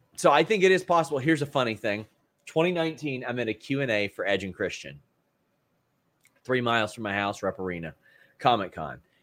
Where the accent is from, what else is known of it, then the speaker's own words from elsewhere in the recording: Kentucky, United States; fellow Kentuckian